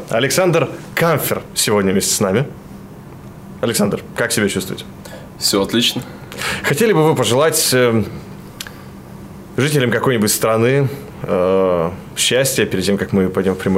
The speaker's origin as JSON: {"language": "Russian", "region": "Novosibirsk Oblast", "country": "Russia", "tie": "born or raised there", "said": "Я родился в Новосибирской области."}